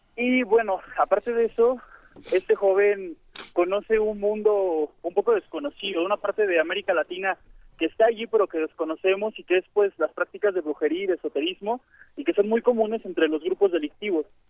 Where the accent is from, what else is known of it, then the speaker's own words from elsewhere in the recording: Mexico City, Mexico; soy de, de Iztapalapa